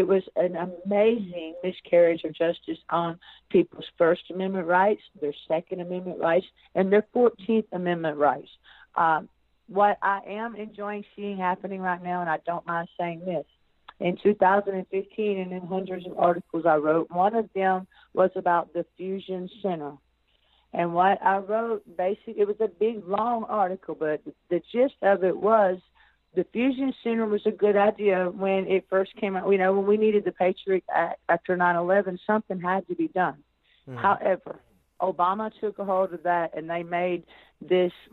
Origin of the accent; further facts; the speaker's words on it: Arkansas, United States; I'm from Arkansas